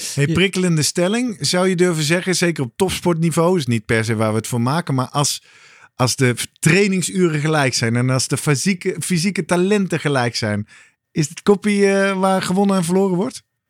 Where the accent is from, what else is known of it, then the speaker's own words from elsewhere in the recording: Netherlands; als Nederlanders